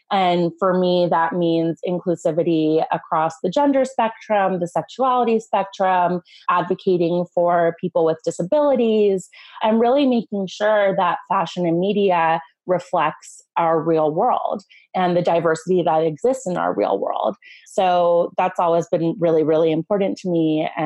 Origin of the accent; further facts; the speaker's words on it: Los Angeles, California, United States; I grew up in Los Angeles, California, like right in the heart of the city and I am a first generation American. So the majority of my family, my mom's side of my family emigrated from Iran and came to Los Angeles as refugees